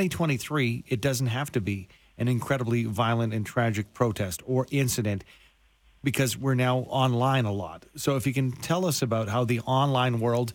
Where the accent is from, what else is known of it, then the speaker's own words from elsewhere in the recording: Canada; because we are Canadian here